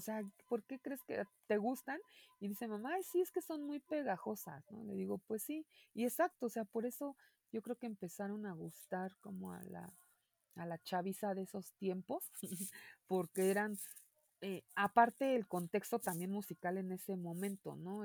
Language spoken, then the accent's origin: Spanish; Mexico